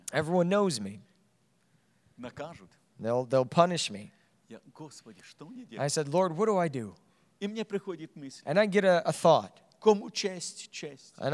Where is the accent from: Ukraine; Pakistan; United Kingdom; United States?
Ukraine; Kyiv; From Ukraine, from Kiev.